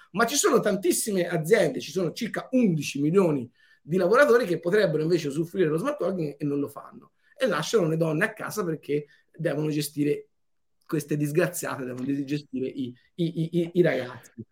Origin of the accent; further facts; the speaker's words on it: Montelupo Fiorentino, Tuscany, Italy; 20 minuti da me eh, è nato Leonardo, a 20 minuti di qua è nato Dante, io sono nato nel mezzo